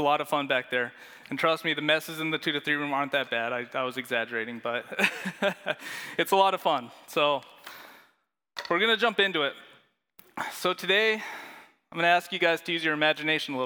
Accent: Leadville, Colorado, United States; I grew up in Colorado in a little town called Leadville

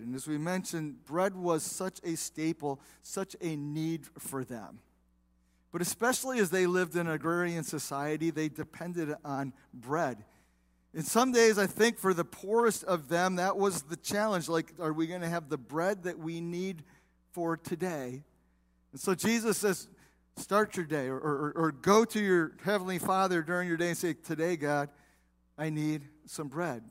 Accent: South Bend, Indiana, United States; now in Waterford, United States; I grew up in South Bend, Indiana

